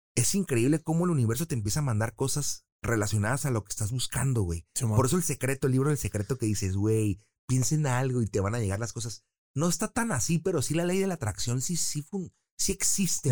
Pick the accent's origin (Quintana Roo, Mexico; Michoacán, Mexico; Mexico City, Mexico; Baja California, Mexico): Baja California, Mexico; Tijuana; also born or lived in San Diego; Yo nací en San Diego, pero tengo la nacionalidad, nacionalidad también de Tijuana y mexicana